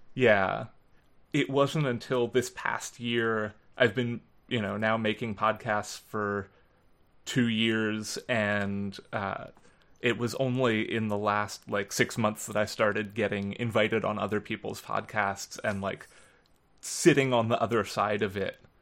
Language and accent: English; Philadelphia, Pennsylvania, United States; where I grew up in Philadelphia